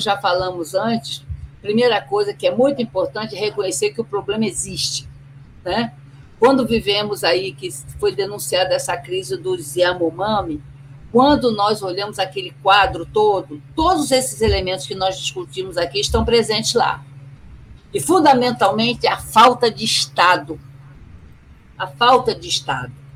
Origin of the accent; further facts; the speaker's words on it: Rio de Janeiro, Brazil; sou nascida e criada no Rio de Janeiro